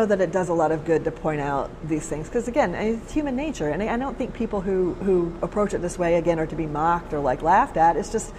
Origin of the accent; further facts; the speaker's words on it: Alabama, United States; moved away; I'm from Alabama